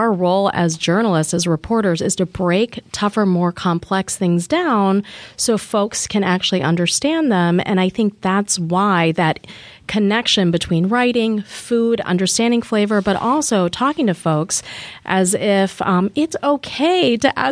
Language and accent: English; outside of Philadelphia, Pennsylvania, United States; moved away; I learned how to cook from my grandfather in India from visiting him as I grew up outside of Philadelphia.